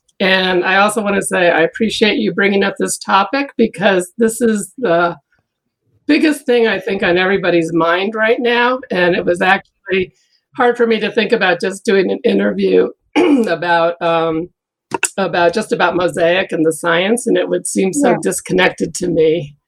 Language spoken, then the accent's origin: English; Ann Arbor, Michigan, United States; also born or lived in Ohio / New York; I was born in Ohio, and I lived there only temporarily. And then I was a very young child in New York. But I lived most of my growing up in Michigan, in Ann Arbor, Michigan, which is a university town.